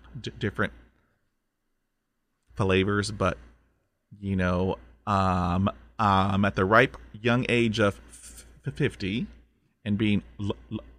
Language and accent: English; Corpus Christi, Texas, United States; we grew up in Southeast Texas, Corpus Christi